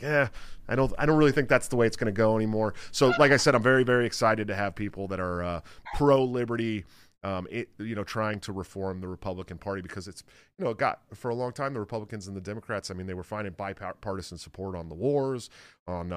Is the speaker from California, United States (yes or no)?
yes; Bay Area, California, United States; I'm from the Bay Area, so we grew up fishing in the Delta